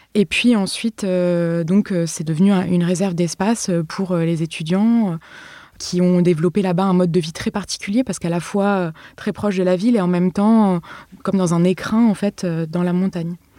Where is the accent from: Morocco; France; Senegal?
France; Paris, Île-de-France; je viens de Paris